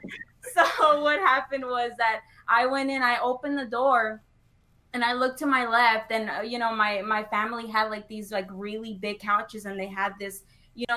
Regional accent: California, United States; moved away; I'm actually from California. I was born in California, and then I moved here in around 2007.

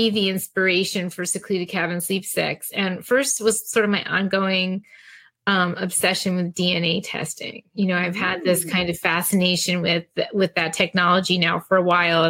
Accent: New Jersey, United States; when I was a teenager in New Jersey

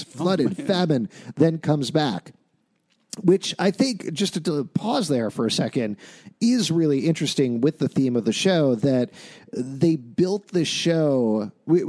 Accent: New York, United States; as a New Yorker

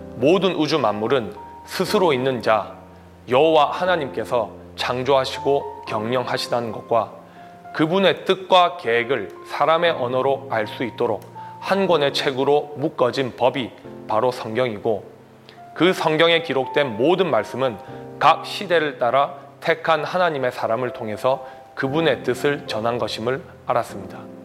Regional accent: South Korea; now in Fiji; 기독교인으로서 나아가 한국인으로서

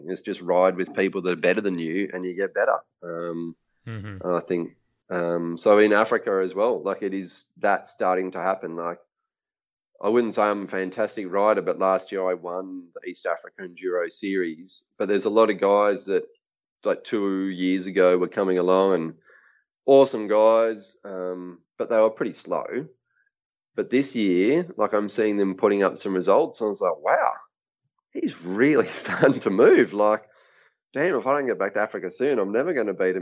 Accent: Australia; moved away as an adult; also born or lived in Kenya; where I grew up in Australia

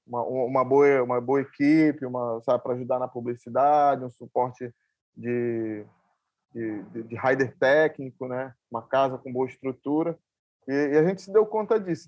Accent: Ananindeua, Pará, Brazil; sempre estive aqui, nasci aqui, me criei

